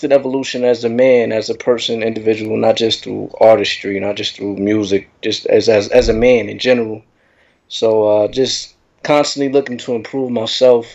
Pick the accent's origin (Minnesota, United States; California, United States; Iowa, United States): California, United States; San Diego; moved away as an adult; also born or lived in Temecula, California / Murrieta, California; now in Queens, New York, United States; My hometown. I'm originally from San Diego, California.